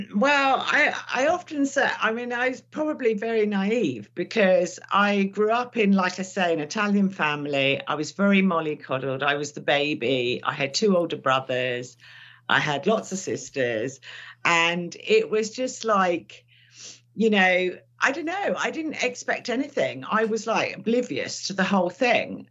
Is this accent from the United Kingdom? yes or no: yes; London, United Kingdom; my parents couldn't speak English when they came here. So I suppose later in life, I realized that actually I learned English probably from my brothers and sisters and from school